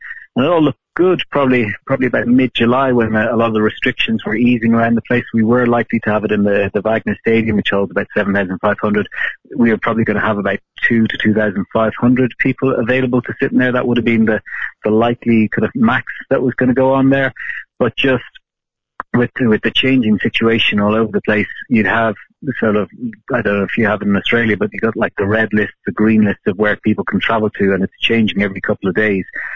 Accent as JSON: {"language": "English", "country": "Ireland", "said": "In Ireland, my home country"}